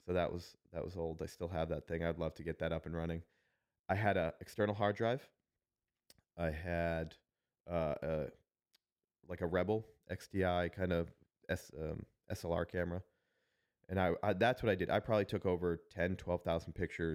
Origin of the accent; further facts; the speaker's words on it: Worcester, Massachusetts, United States; now in Niceville, United States; I got to walk through my hometown